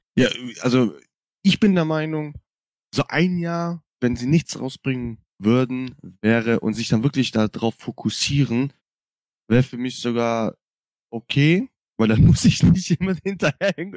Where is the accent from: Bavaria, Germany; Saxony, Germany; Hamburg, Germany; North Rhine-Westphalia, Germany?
North Rhine-Westphalia, Germany; Cologne; ich komme ja aus Köln